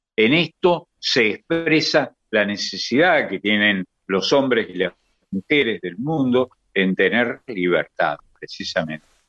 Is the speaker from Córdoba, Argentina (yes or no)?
yes; Córdoba, Argentina; Mi infancia fue en Córdoba